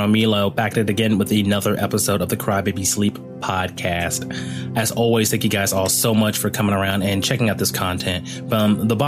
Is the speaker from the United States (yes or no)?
yes; United States; now in Sydney, Australia; I am American